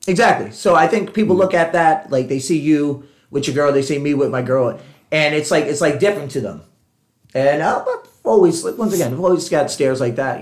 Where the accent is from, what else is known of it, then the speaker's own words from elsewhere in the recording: Puerto Rico; I'm Puerto Rican